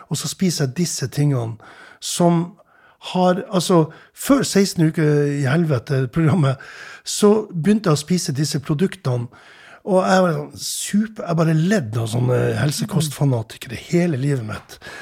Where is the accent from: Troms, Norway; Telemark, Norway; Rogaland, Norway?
Troms, Norway; Tromsø; jeg vokste opp i Tromsø